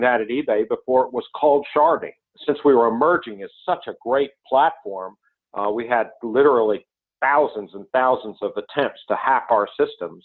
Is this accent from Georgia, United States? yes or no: no; North Carolina, United States; I grew up in North Carolina